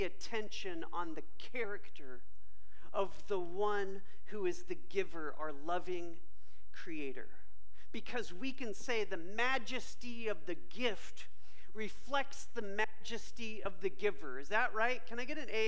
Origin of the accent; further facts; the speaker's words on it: Bay Area, California, United States; when I was a kid during summer growing up in the Bay Area, California